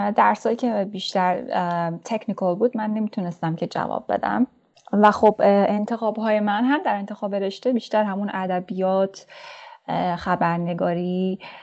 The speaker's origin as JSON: {"language": "Persian", "town": "Mashhad", "region": "Razavi Khorasan", "country": "Iran", "tie": "born or raised there", "also_born_or_lived": "Torbat-e Jam, Iran / Herat, Afghanistan (family origin)", "moved": "as an adult", "said": "من در شهر کوچک تربت جام به دنیا اومدم و دبستان رو اونجا تمام کردم بعد از اون به خاطر شغل پدر ما مشهد رفتیم و اونجا راهنمایی دبیرستان رو تمام کردم"}